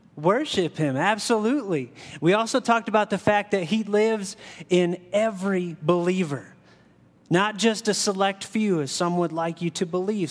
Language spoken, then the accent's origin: English; Ohio, United States; I grew up in Ohio